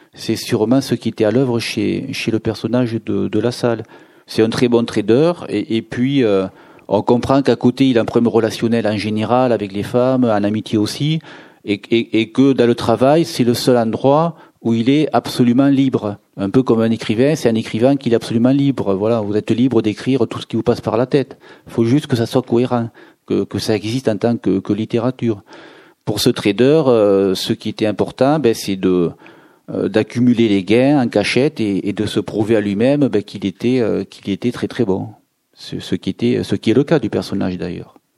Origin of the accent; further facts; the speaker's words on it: Béziers, Occitania, France; la région où je suis né, je suis né à Béziers